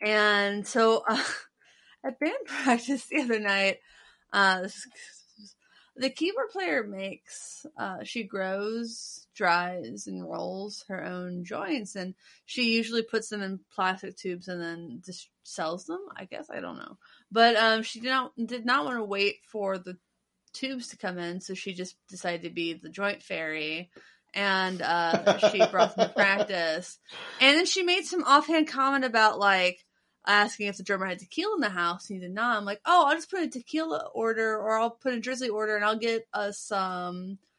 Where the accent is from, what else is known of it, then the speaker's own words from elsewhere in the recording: Midwest, United States; I'm a Midwesterner